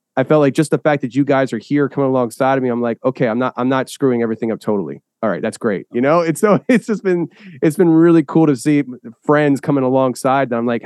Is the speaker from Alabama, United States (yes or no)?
no; Philadelphia, Pennsylvania, United States; I'm from Philly